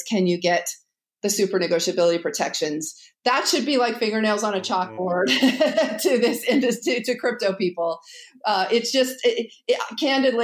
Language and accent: English; Wyoming, United States; I grew up in Wyoming.